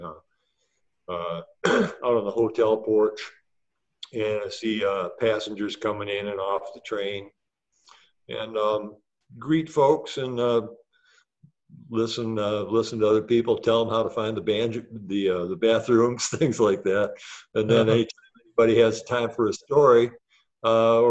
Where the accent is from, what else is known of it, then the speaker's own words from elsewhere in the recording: Dearborn, Michigan, United States; I grew up in Dearborn, so I was real close to Greenfield Village